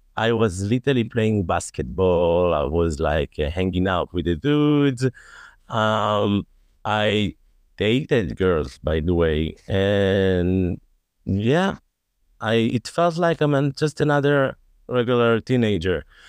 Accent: Tel Aviv, Tel Aviv District, Israel; I live in Tel Aviv. I grew up in Tel Aviv. Grew up and raised in Tel Aviv.

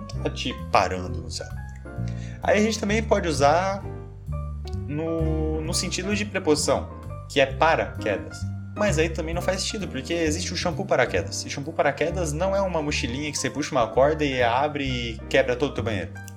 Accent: Brazil; não sei falar francês, sou brasileiro

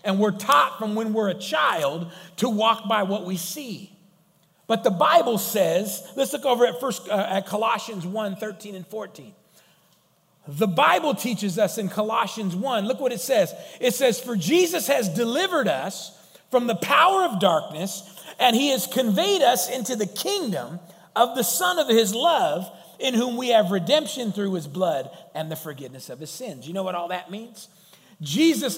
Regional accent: United States; I'm American

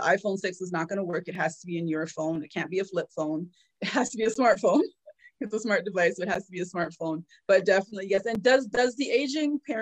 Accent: Trinidad & Tobago; now in Toronto, Canada; I'm from the Caribbean.

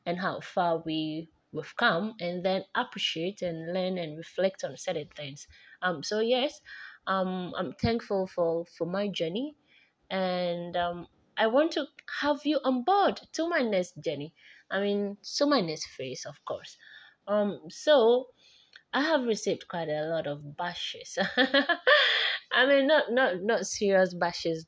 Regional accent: Volta, Ghana; I'm from the Volta region of Ghana

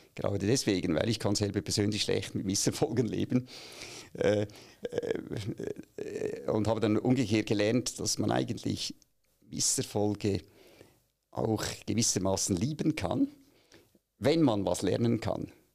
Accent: Aargau, Switzerland; moved away as an adult; now in Zürich, Switzerland; ich bin eigentlich im Aargau aufgewachsen

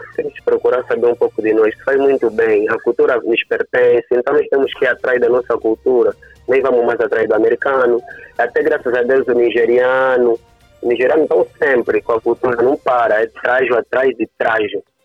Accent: Angola; nós, como angolanos, os donos da própria cultura

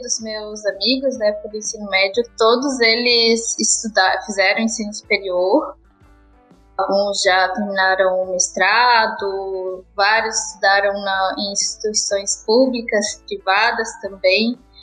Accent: Tijucas, Santa Catarina, Brazil; also born or lived in Florianópolis; eu sou da cidade de Tijucas, aqui em Santa Catarina

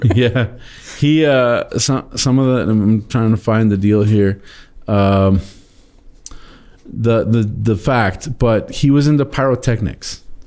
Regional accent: Texas, United States; I'm a Texan

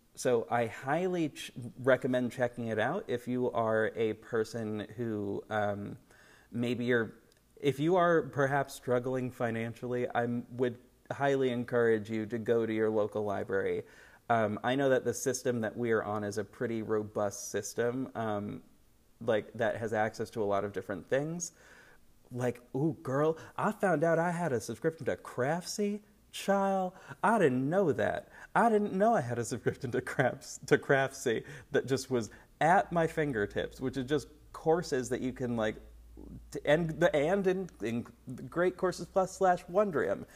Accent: United States; I am an American person

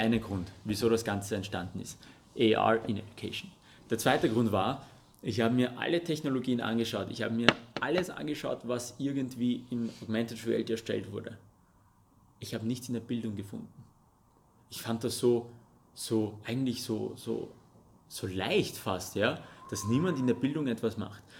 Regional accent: Russia; first language Russian and Armenian; German is a second language; now in Austria; geboren und aufgewachsen in Russland, deswegen habe ich auch Russisch und Armenisch als meine Muttersprache okay. gehabt

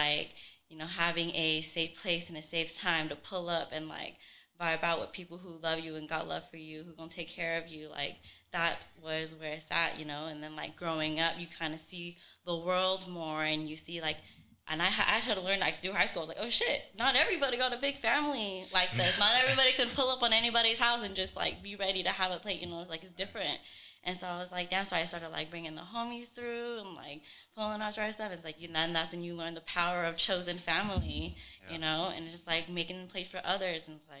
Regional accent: Sacramento, California, United States; from Sacramento, but my family is originally from Vietnam.

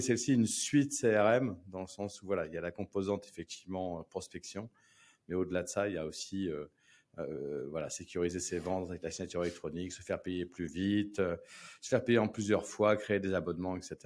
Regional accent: Paris, Île-de-France, France; moved away as an adult; now in La Rochelle, France; je suis né à Paris. Hein. Je suis né dans le 15e. Euh, j'ai vécu euh, jusqu'à 35 ans à Paris

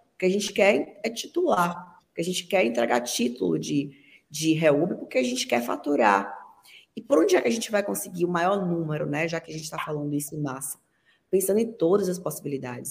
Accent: Brazil; Eu sou brasileira

